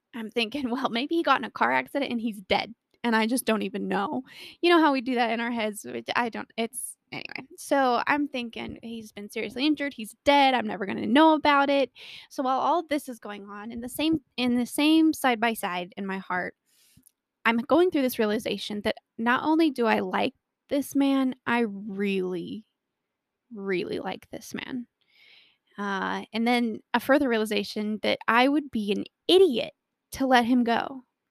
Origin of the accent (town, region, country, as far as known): Colorado, United States; born or raised there